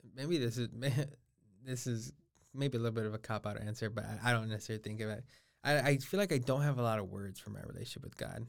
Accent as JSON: {"language": "English", "town": "Los Angeles", "region": "California", "country": "United States", "tie": "born or raised there", "said": "I'm originally from Los Angeles, California. So I was born ten minutes east of downtown Los Angeles. And so I'm born and raised there."}